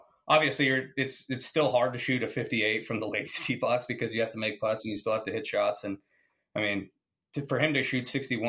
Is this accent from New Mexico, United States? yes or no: yes; New Mexico, United States; now in Phoenix, United States; that's my home state